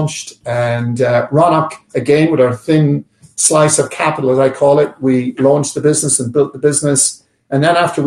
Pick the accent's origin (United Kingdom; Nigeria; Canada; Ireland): Ireland; now in New York, United States; I'm an Irish man